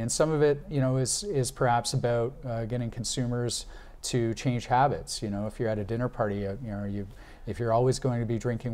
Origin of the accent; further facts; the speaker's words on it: Canada; As a Canadian